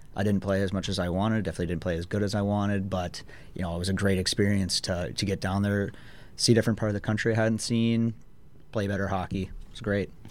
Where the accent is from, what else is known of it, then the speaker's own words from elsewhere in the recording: International Falls, Minnesota, United States; moved away as an adult; now in Danbury, United States; I am from Minnesota, not from the Twin Cities. I'm from International Falls, which is right on the Canadian border